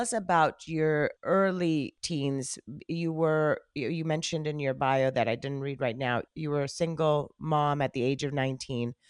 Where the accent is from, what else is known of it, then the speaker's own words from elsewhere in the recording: Colombia; moved away as an adult; now in United States; I've lived in the States longer than I lived in Colombia. And I remember because I moved here when I was 18